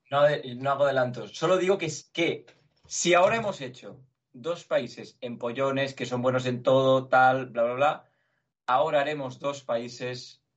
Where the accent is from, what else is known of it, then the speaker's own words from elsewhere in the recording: Barcelona, Catalonia, Spain; also born or lived in Belgium; Yo nací en Bélgica y viví solo trabajando ahí y desde entonces vivo en Barcelona. Durante mis, mis 22 años he vivido aquí, 23